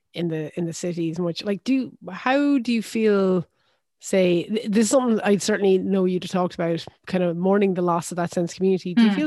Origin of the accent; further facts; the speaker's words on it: Limerick, Munster, Ireland; also born or lived in France; growing up, and even now when I say I'm from Limerick